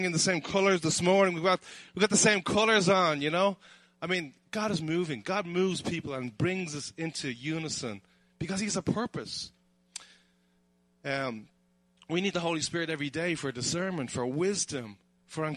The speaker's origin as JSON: {"language": "English", "town": "Dublin", "region": "Leinster", "country": "Ireland", "tie": "born or raised there", "said": "I'm originally from Dublin, and we live just outside Dublin in Ireland. And Conor McGregor lives in my hometown"}